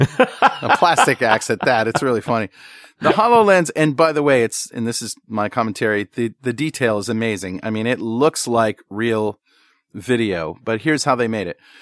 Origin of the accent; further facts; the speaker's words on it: hometown where Electric Boat is, Connecticut, United States; in my hometown